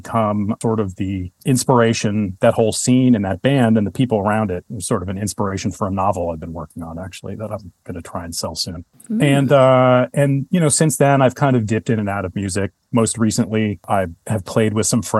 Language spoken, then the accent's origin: English; United States; moved away as an adult; also born or lived in Chicago, Illinois / New York City / Brooklyn / San Francisco; now in Oakland, United States; I was born in Chicago and then moved back to New Jersey when I was little. Lived in New Jersey and just outside of New York City until I was 10. And then my mother moved us to New York